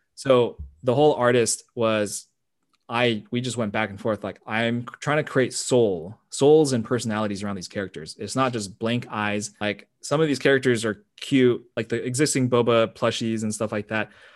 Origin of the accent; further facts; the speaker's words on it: United States; I'm Asian American